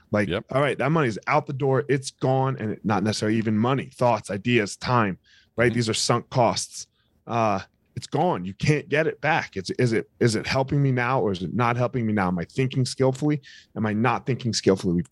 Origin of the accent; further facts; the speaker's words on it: outside Philadelphia, New Jersey, United States; so i grew up in right outside of philadelphia across oh. the bridge in oh. new jersey